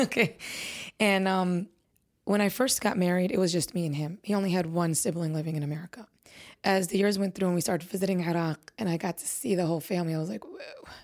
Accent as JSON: {"language": "English", "town": "Chicago", "region": "Illinois", "country": "United States", "tie": "born or raised there", "said": "I was born and raised in Chicago, Illinois."}